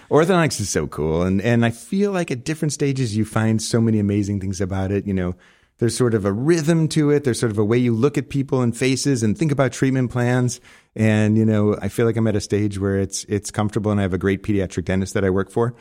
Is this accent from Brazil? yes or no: no; Arlington Heights, Illinois, United States; moved away as an adult; also born or lived in Buffalo Grove, Illinois; now in Scottsdale, United States; I grew up in a suburb called, uh, Arlington Heights, Buffalo Grove, northwest suburb